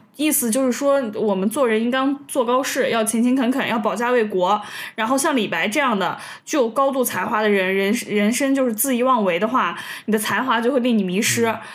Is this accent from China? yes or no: yes; China; 我们中国人对封神这个故事就了如指掌了